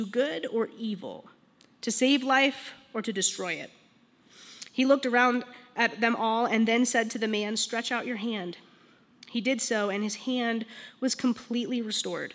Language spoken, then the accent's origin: English; Longmont, Colorado, United States; I'm actually from Longmont. I grew up here, went to Longmont High School for just a year, graduated from Silver Creek